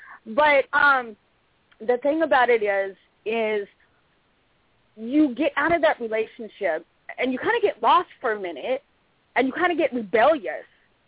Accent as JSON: {"language": "English", "town": "Long Beach", "region": "California", "country": "United States", "tie": "born there", "also_born_or_lived": "Oregon / Minnesota", "said": "I was born in Long Beach, but I lived in Oregon. I lived in Minnesota."}